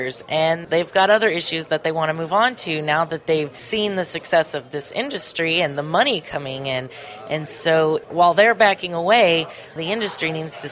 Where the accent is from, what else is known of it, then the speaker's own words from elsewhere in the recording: Ventura County, California, United States; I grew up in Ventura County